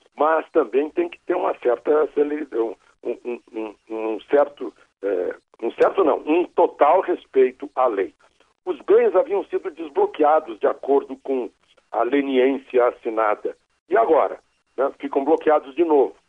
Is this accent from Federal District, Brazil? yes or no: no; Rio Grande do Sul, Brazil; accent: Rio Grande do Sul pronunciation of L; a minha pronúncia do L lá do Rio Grande do Sul